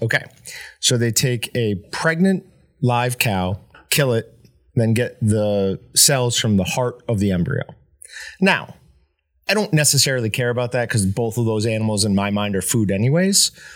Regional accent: New York, United States; moved away; growing up in New York

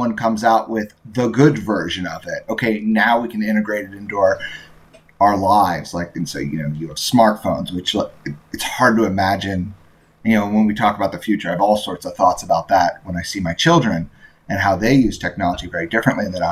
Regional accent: Indiana, United States; I grew up in Indiana

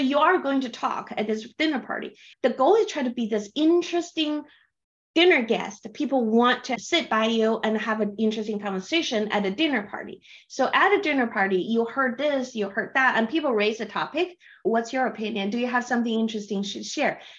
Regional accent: China; English is a second language; I'm from China, so I read Chinese books to relax to and Chinese novels

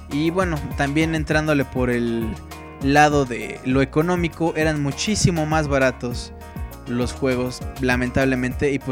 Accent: Colombia; also born or lived in Chicago, United States; Yo nací en Chicago y viví ahí hasta los 6 años, luego mi familia se mudó a Colombia y entré al jardín de niños, kindergarten, no hablaba bien el español y no me fue fácil hacer amigos

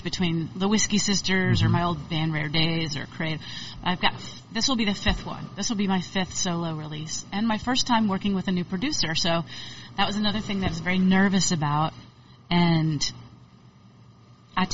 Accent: Stone Mountain, Georgia, United States; also born or lived in Atlanta, Georgia / North Carolina / Virginia / Florida; now in Austin, United States; I call Stone Mountain my kind of hometown, even though we lived a lot of places around Atlanta

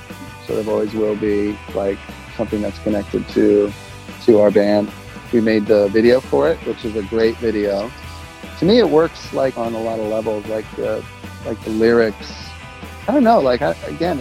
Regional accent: Baltimore, Maryland, United States; being from Baltimore

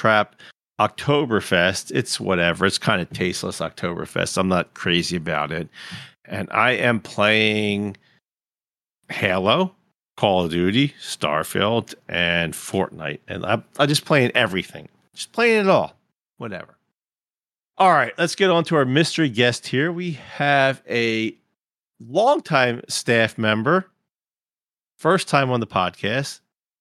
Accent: Philadelphia, Pennsylvania, United States; I come from Philly

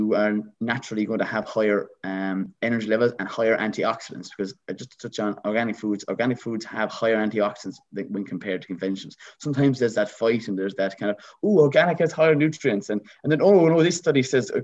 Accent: Ireland; I'm an Irish traditional man

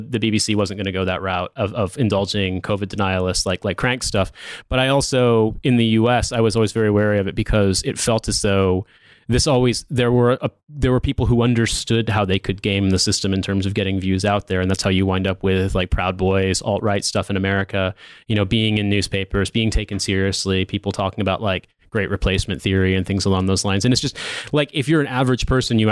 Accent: Indiana, United States; I'm from Indiana.

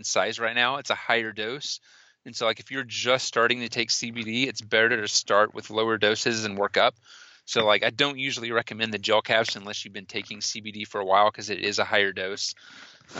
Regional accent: Austin, Texas, United States; I'm from Austin

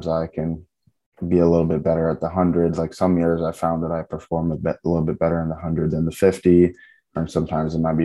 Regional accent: Cayman Islands; moved away as an adult; also born or lived in Texas; now in Tennessee, United States; I was born in Texas, but I've lived my whole life in Grand Cayman

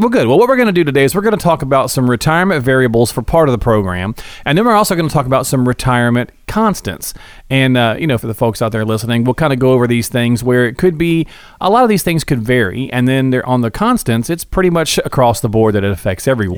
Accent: Morristown, Tennessee, United States; I'm from Morristown

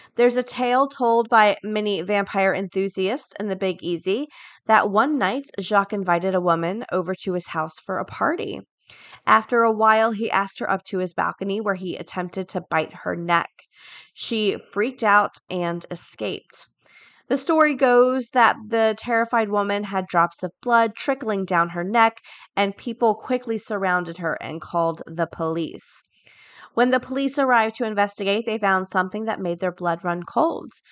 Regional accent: Florida, United States; A lot of my friends go to U C F 'cause I'm from Florida

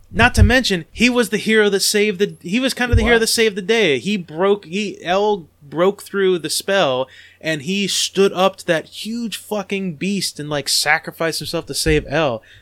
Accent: United Kingdom; I'm British

